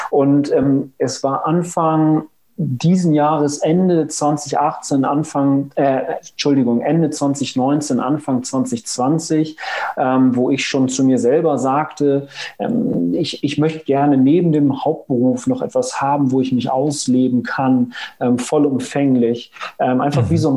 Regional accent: Lüneburg, Lower Saxony, Germany; komme aus Lüneburg. Hier ist das Zentrum äh, meines Lebens. Bin ich gebürtiger Lüneburger, aber eigentlich meine ganze Kindheit hier verbracht. Ähm, zum Studium mal weggezogen, dann äh, wieder hergezogen

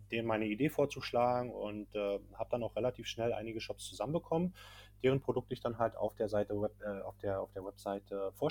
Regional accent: Berlin, Germany; davor komme ich ursprünglich aus Berlin, habe dort meine Ausbildung gemacht, ähm, habe äh, ganz normal gearbeitet, auch am Flughafen dort noch

